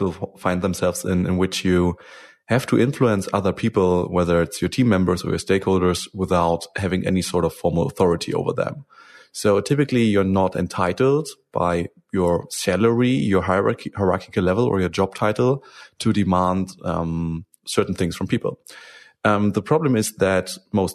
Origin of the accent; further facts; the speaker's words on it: Germany; English is a second language; I'm from Germany